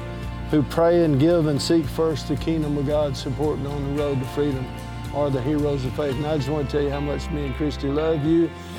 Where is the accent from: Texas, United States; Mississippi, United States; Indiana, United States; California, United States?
Texas, United States; now in Los Angeles, United States; I'm from Texas.